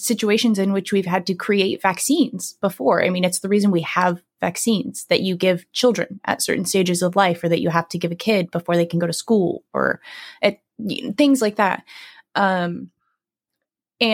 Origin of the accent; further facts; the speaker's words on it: San Diego, California, United States; I'm from San Diego. So we're both from California